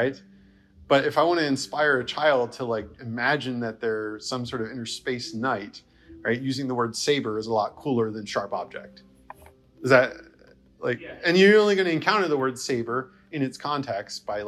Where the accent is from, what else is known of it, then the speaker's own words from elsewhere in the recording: New Jersey, United States; moved away as an adult; also born or lived in the South / the Midwest; growing up in New Jersey